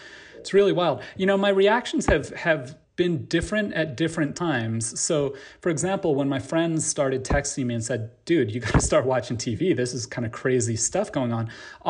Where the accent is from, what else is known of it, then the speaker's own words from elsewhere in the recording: United States; So that's how I kind of felt as an American.